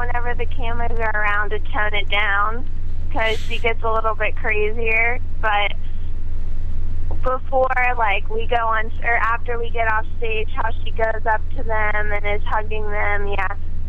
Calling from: Pittsburgh, Pennsylvania, United States; I'm from Pittsburgh, Pennsylvania.

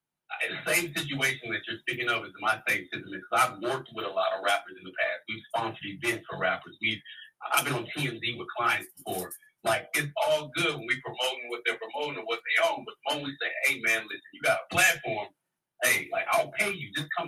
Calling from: Dallas, Texas, United States; This is … from Dallas.

